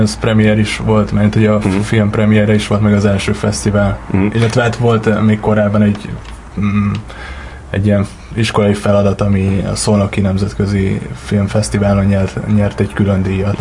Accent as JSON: {"language": "Hungarian", "town": "Gödöllő", "region": "Pest", "country": "Hungary", "tie": "born or raised there", "also_born_or_lived": "Miskolc / Budapest", "said": "Gödöllőn nőttem fel"}